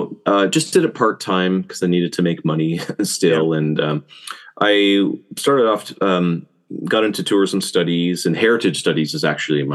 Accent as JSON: {"language": "English", "region": "Newfoundland and Labrador", "country": "Canada", "tie": "born or raised there", "moved": "as an adult", "lives_now": "South Korea", "said": "Yeah, well, I'm from Canada, same coast as you. I'm from, but one province over. I'm from Newfoundland and Labrador. And when I first came to Korea, I've been in Korea now 23 years. I came as an English teacher"}